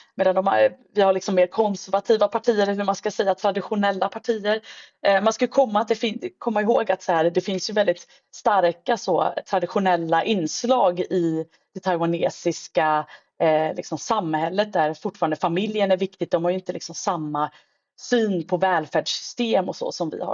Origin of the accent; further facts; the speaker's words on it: Sweden; som svensk